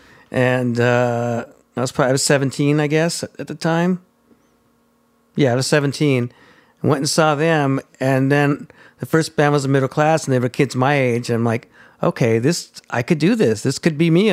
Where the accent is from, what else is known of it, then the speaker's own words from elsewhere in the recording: Hawthorne, California, United States; I grew up in Hawthorne